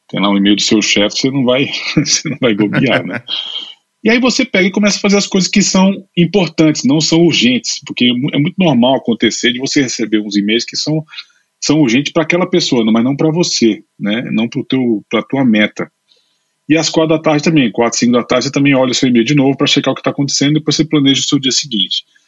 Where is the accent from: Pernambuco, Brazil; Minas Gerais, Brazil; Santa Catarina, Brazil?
Pernambuco, Brazil; Recife; moved away as an adult; also born or lived in Brasília / São Paulo / London; now in Spain; eu nasci em Brasília. Meus pais, meu pai é advogado e minha mãe é advogada. Os dois, meu pai, os dois funcionários públicos. Depois eu me mudei para Recife. Eu sempre digo que eu sou brasileiro, é, brasiliense, mas naturalizado pernambucano